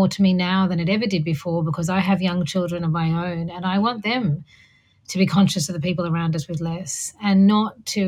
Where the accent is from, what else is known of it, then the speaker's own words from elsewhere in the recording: Sydney, New South Wales, Australia; I was born and raised in Sydney to migrant parents.